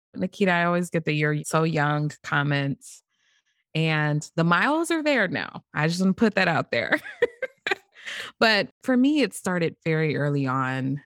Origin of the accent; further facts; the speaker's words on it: St. Louis, Missouri, United States; also born or lived in Greece; born and raised in Saint Louis